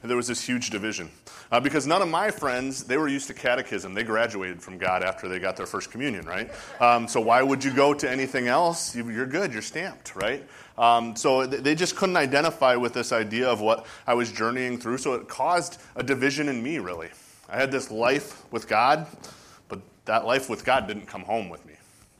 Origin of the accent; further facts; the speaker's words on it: Lake Mills, Wisconsin, United States; We grew up in Lake Mills.